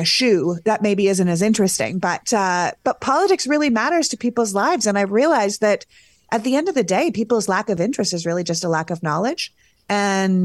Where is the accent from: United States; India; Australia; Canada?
Canada; As a Canadian